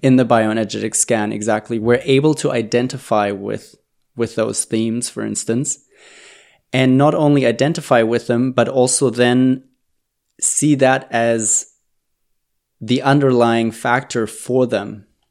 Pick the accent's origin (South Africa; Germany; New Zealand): Germany; moved away; I'm originally from Germany